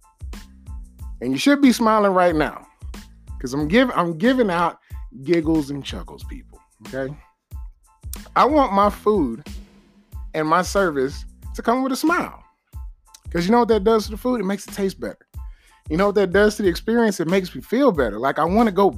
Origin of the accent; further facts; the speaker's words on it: Texas, United States; I'm from Texas.